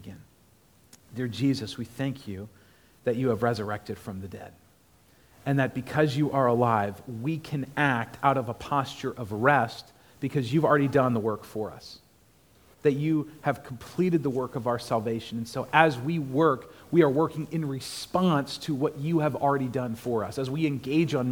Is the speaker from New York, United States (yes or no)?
no; Maryland, United States; moved away as an adult; also born or lived in Annapolis, Maryland; now in Clarksville, United States; I'm from Maryland, lived in Annapolis